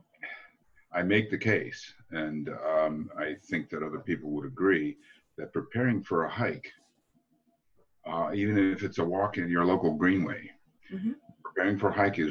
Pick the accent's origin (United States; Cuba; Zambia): United States; I'm from the States